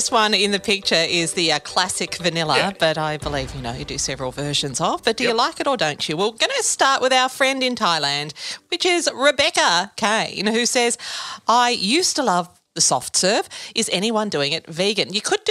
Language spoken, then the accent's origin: English; Korumburra, Victoria, Australia; my days growing up in Currumburra.